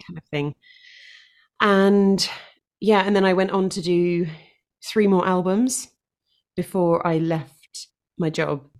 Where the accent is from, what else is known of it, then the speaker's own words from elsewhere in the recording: London, United Kingdom; moved away as an adult; now in Devon, United Kingdom; born and raised in London